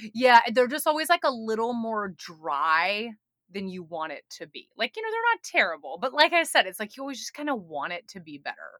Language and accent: English; Atlanta, Georgia, United States; also born or lived in New York; now in Chattanooga, United States; I'm from Atlanta, Georgia, originally